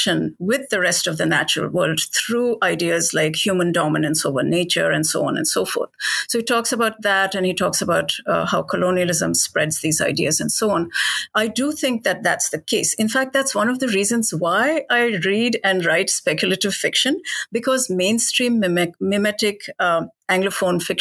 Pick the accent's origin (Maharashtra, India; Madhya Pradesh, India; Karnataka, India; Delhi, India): Delhi, India; Ever since I was a child, you know, growing up in Delhi, where I was surrounded by animals